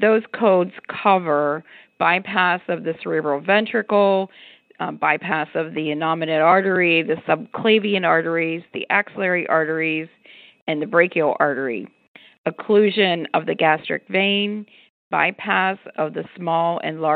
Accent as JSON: {"language": "English", "town": "Pittsburgh", "region": "Pennsylvania", "country": "United States", "tie": "born or raised there", "said": "my hometown of Pittsburgh"}